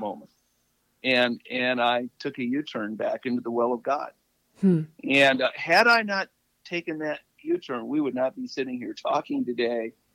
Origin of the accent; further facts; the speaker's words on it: Malibu, California, United States; moved away as an adult; also born or lived in Ohio / Ann Arbor / Maine; I'm from Malibu, and I'm in, uh, and but now I'm living in Ohio